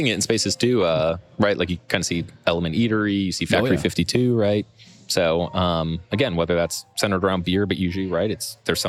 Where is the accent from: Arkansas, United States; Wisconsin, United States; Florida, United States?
Wisconsin, United States; moved away; Oh man, so I'm originally from Wisconsin